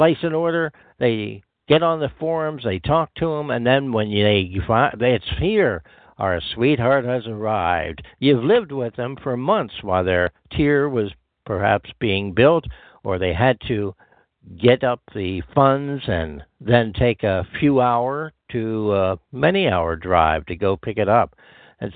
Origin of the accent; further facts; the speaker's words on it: southwestern Pennsylvania, United States; moved away as an adult; also born or lived in Long Island, New York; settled here in southwestern Pennsylvania, my hometown, about November 2013